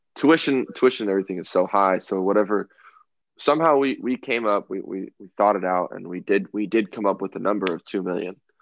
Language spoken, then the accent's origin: English; Southern California, United States; growing up in Southern California